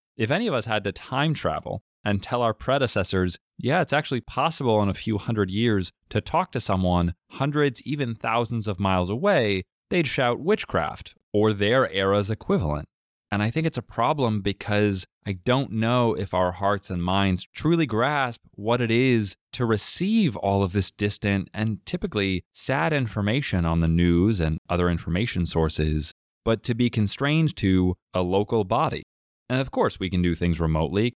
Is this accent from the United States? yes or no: yes; Massachusetts, United States; you and I growing up in Ohio and Massachusetts, respectively